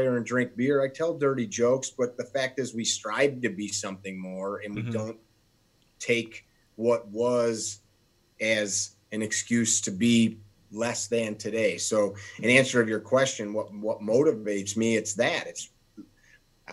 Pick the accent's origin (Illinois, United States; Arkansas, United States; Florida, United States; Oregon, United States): Illinois, United States; Chicago; I have people make fun of the sound of my voice because I'm from Chicago.